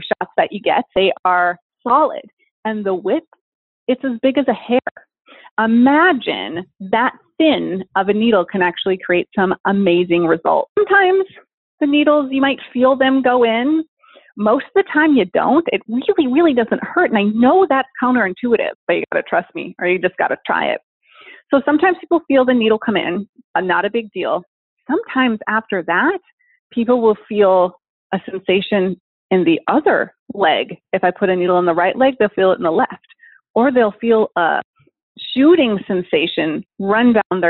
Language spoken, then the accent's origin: English; Minnesota, United States; now in Portland, United States; I grew up in Minnesota